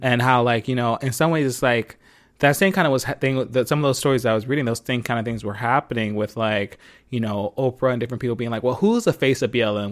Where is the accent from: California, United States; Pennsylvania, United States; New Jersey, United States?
Pennsylvania, United States; Philadelphia; I'm from Philly, where I was born and raised